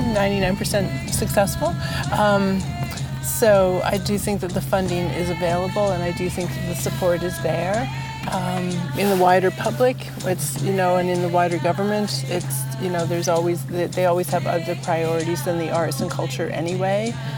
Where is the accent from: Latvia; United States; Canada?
Canada; Peterborough, Ontario; I grew up in Peterborough, Ontario